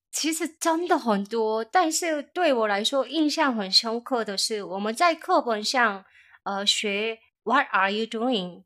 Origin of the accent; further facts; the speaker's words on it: South Korea; Chinese is a second language; moved away as an adult; now in Taiwan; 我是从韩国来的